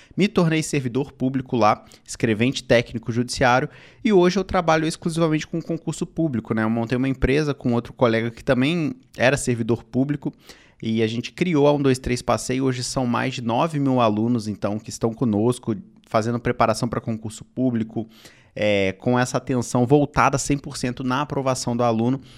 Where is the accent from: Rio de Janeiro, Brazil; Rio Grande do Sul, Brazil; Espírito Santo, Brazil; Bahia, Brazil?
Rio de Janeiro, Brazil; eu sou do Rio de Janeiro